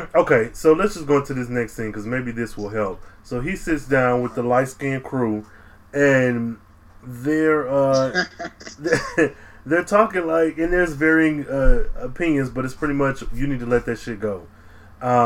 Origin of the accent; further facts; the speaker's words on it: Michigan, United States; moved away as an adult; now in Dallas, United States; I am from Michigan. I am into adulthood. I moved to Dallas, Texas, 1,100 miles away. And I work with a girl who I went to elementary school